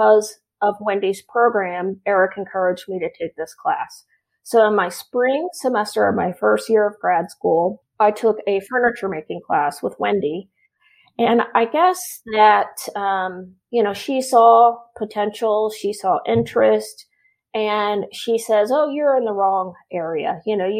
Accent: Oklahoma, United States; moved away as an adult; also born or lived in San Diego, California; now in Tennessee, United States; I grew up in Oklahoma, born and raised in Oklahoma.

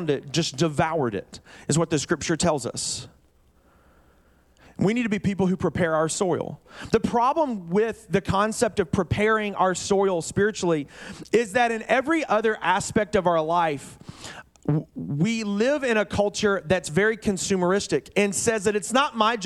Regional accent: Birmingham, Alabama, United States; moved away as an adult; now in Oregon, United States; I grew up in Birmingham, Alabama.

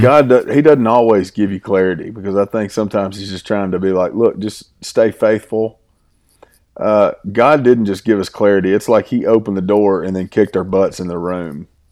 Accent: Southeast Arkansas, United States; now in Oklahoma, United States; I'm from Southeast Arkansas. I'm, my family farms in Dumas, Arkansas.

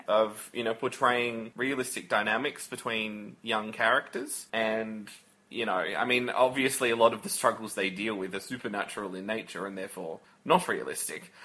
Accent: Australia; We we're both Australian

